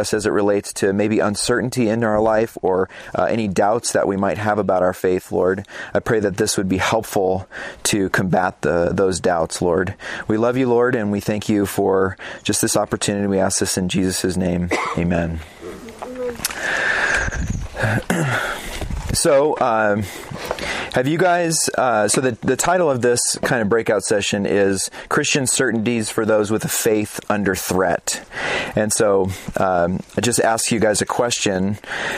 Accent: Phoenix, Arizona, United States; moved away; I'm actually from Phoenix, Arizona

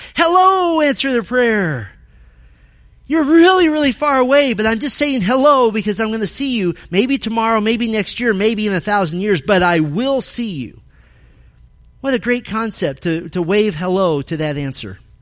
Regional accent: Arizona, United States; moved away; I grew up in Arizona

